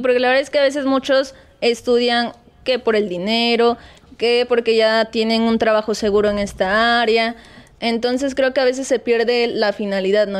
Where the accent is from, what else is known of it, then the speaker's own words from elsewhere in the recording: Chilpancingo, Guerrero, Mexico; also born or lived in Acapulco; ellos son de ese pueblo y hemos estado aquí en Chilpancingo